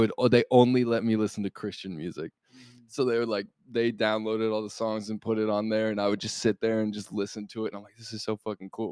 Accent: Golden, Colorado, United States; moved away as an adult; now in Los Angeles, United States; I come from Golden, Colorado, man. Like small town, no musicians

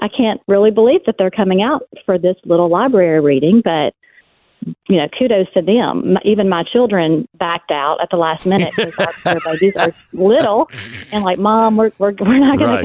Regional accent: West Monroe, Louisiana, United States; my hometown library

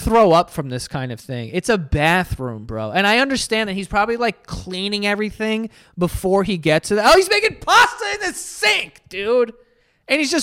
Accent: New York, United States; As a New Yorker

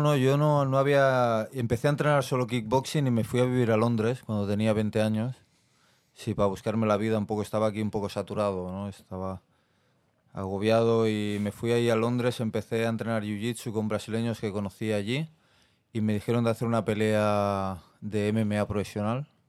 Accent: Barcelona, Catalonia, Spain; yo soy de Barcelona, del barrio de Mar, el Besos de Barcelona. Eh, me crié entre el Besos y la mina

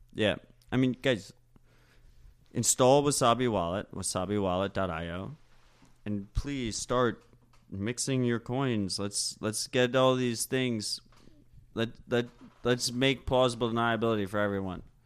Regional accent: United States; we're Americans

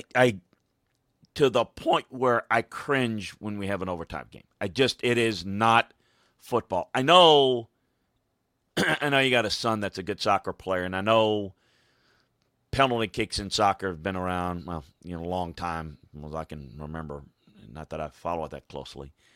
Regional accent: Deep South, United States; where I grew up in the Deep South

